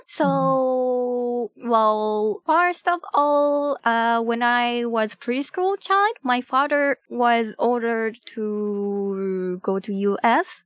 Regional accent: Japan; first language Japanese; English is a second language; my native language is Japanese

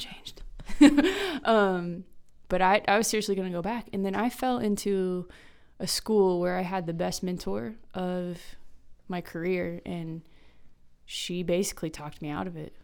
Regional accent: Kansas, United States; moved away as an adult; also born or lived in Myrtle Beach, South Carolina; I'm from Kansas, taught for a year in Kansas

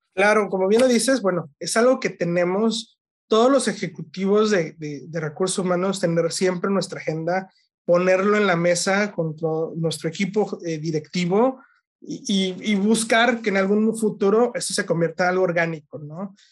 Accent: Mexico; somos los mismos mexicanos

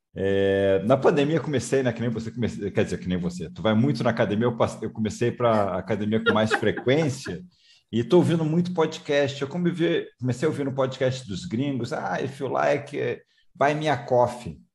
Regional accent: Rio de Janeiro, Brazil; moved away; carioca, tô morando fora do Rio há um mas sou carioca

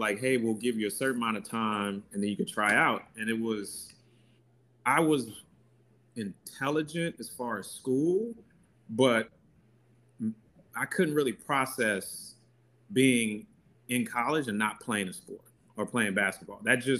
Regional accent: Nigeria; So I'm Nigerian and they have a saying that it's Niger no de carry less. And that means Nigerians strive for excellence.

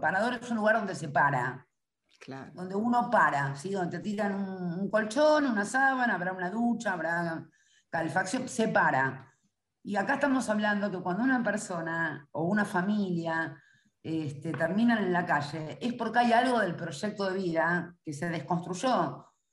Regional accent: Buenos Aires, Argentina; Yo soy primera generación porteña

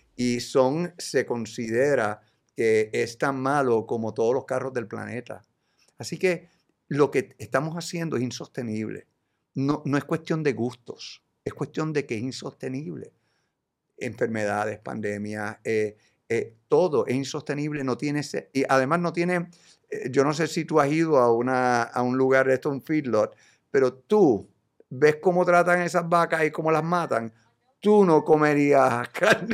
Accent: Puerto Rico; Yo como boricua

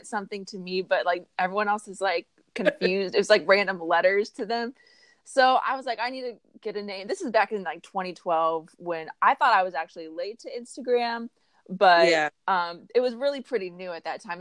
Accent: Tulsa, Oklahoma, United States; moved away as an adult; now in Los Angeles, United States; I'm originally from Tulsa, Oklahoma, and I moved to LA almost 10 years ago

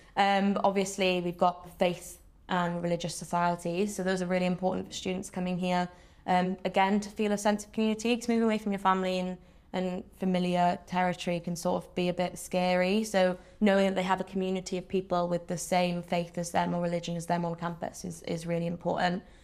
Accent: Wales, United Kingdom; I'm a Welsh speaker, so I sort of moved to university and I was like, you know, I went through Welsh medium education, came to Swansea

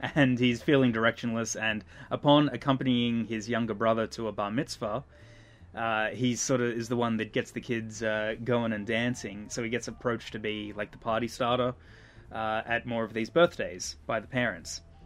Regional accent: Australia

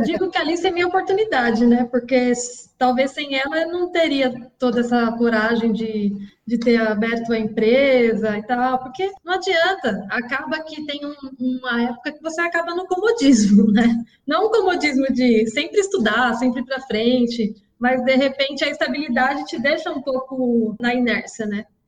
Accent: Osasco, São Paulo, Brazil; Eu nasci em Osasco e por aqui fiquei até, até os dias de hoje. Nunca saí daqui.

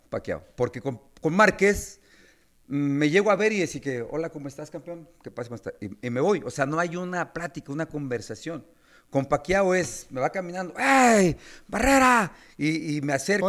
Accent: Mexico City, Mexico; vengo de Iztacalco

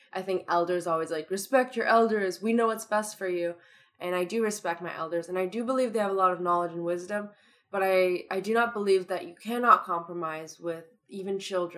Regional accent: Toronto, Ontario, Canada; accent: Toronto; I'm just using my Toronto accent

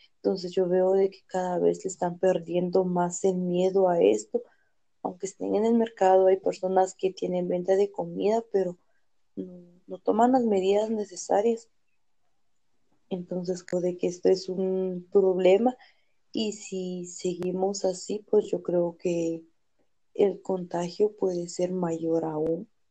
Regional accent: Salcajá, Quetzaltenango, Guatemala; yo soy de Salcajar.

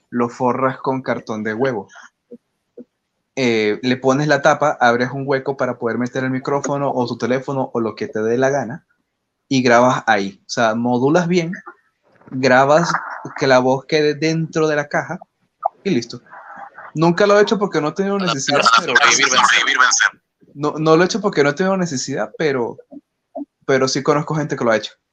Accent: Querétaro, Mexico; Yo soy de Querétaro.

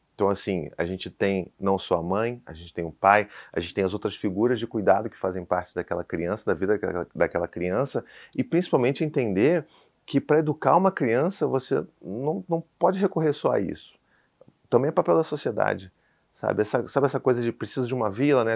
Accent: Rio de Janeiro, Brazil; sou do Rio, sou calorento

